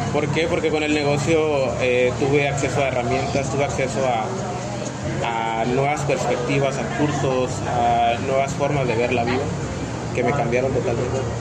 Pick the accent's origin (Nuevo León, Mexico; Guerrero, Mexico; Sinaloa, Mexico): Guerrero, Mexico; El Metlapil; mis orígenes son en, en Guerrero. Yo nado, nací en Guerrero, en el Metlapil, en el noventa.